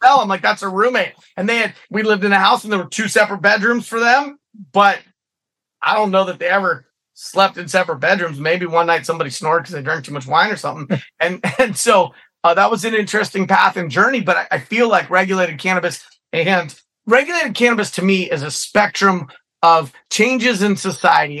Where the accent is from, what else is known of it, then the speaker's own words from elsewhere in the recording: San Francisco, California, United States; also born or lived in Sonoma County, California; I was born in San Francisco and raised in San Francisco and Sonoma County